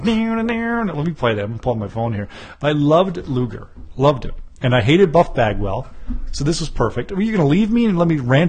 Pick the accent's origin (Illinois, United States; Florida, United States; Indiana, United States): Illinois, United States; Chicago; we're from Chicago.